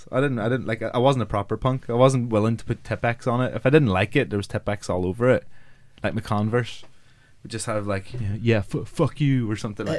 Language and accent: English; Omagh, Northern Ireland, United Kingdom; When I was 14, I had a military jacket. I'm a Irish Catholic who lived in Oma